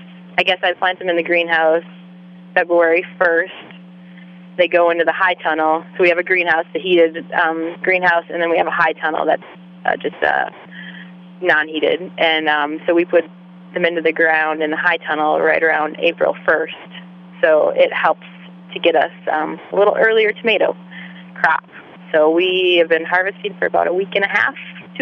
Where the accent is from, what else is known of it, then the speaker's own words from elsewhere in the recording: Wisconsin, United States; moved away as an adult; also born or lived in Alaska / Sooke, British Columbia; I'm from Wisconsin originally, so I'm far from my own family